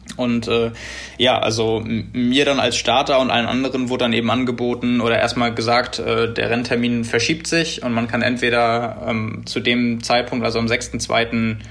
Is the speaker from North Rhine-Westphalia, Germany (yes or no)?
no; Hamburg / Northern Germany, Germany; wir als Hamburger oder Norddeutsche